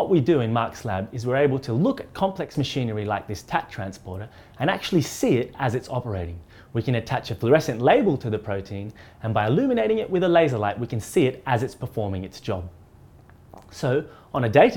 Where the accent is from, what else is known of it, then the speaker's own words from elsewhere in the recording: Australia; moved away as an adult; now in Oxford, United Kingdom; I'm originally from Australia, where I studied physical chemistry, and then I came to Oxford